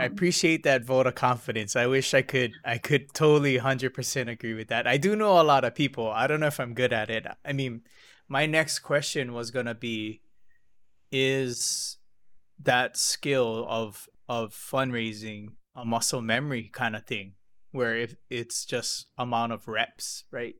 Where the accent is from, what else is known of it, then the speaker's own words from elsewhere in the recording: Hilo, Hawaii, United States; I'm from Hilo